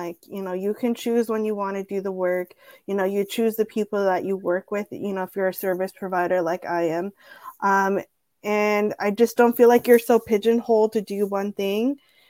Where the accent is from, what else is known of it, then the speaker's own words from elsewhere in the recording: Mexico; born there; also born or lived in San Diego; I never was like, oh, I'm Mexican. You know, I was born in Mexico. Like my family's from so-and-so.